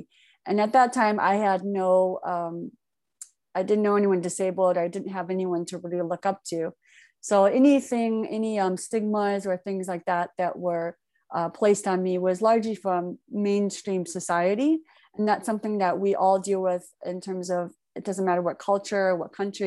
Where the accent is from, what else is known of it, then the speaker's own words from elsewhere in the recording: Michigan, United States; also born or lived in Daegu, South Korea; I was born in Daegu. And then when I was 4 years old, I came to the United States, Michigan. And that's where my adoptive parents, who had three sons themselves. So I grew up in a pretty standard, very American, white American culture, specifically Midwest